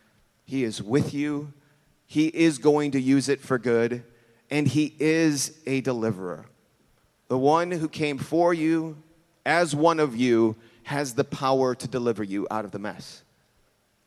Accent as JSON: {"language": "English", "town": "Chicago", "region": "Illinois", "country": "United States", "said": "I'm from Chicago"}